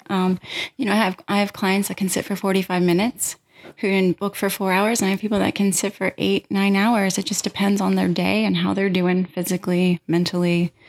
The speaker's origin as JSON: {"language": "English", "region": "Pennsylvania", "country": "United States", "tie": "born or raised there", "said": "I grew up in Pennsylvania in a rural town, small town atmosphere. So, you know, here comes Baltimore."}